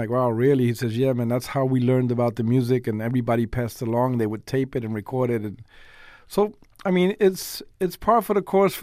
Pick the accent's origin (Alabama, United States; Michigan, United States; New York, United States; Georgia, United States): New York, United States; New York City; I was born and raised in the South Bronx